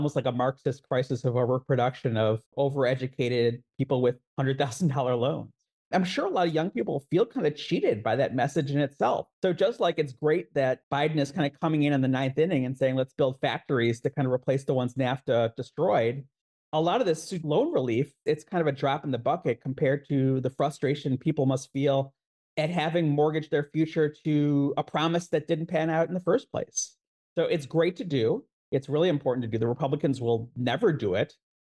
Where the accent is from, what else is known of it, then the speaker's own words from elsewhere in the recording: Chicago, Illinois, United States; my hometown of Chicago.